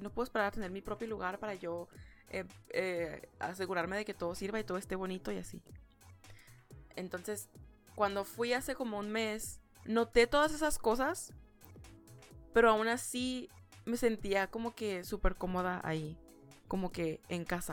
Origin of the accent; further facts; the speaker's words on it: Ciudad Juárez, Chihuahua, Mexico; moved away as an adult; now in United States; las personas en Juárez, de donde soy yo